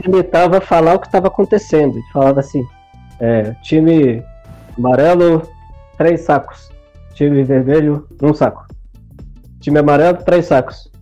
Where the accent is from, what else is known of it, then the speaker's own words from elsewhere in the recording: Brasília, Federal District, Brazil; also born or lived in Ceará; eu fui criado em Brasília quase minha vida toda